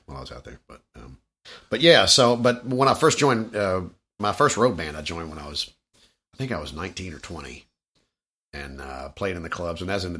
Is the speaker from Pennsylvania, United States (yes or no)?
no; Louisville, Kentucky, United States; I was born and raised in Louisville.